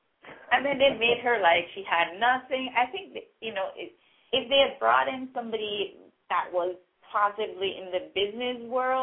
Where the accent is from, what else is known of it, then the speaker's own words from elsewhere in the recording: Jamaica; accent: Caribbean, Jamaican; now in Canada; I am actually from Jamaica.